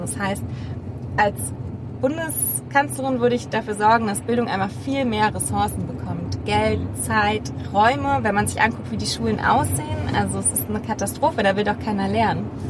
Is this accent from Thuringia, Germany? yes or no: no; Berlin, Germany; als Berliner